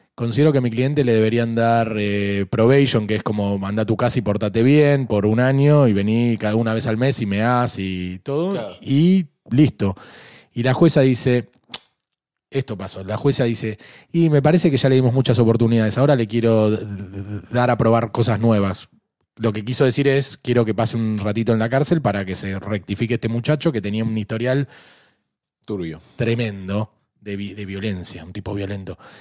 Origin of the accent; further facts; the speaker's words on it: Argentina; Yo soy argentino